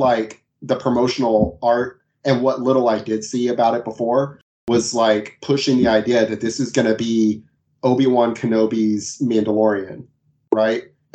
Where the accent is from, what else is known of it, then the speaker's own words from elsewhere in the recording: the South, United States; I'm from the South. Everyone's really polite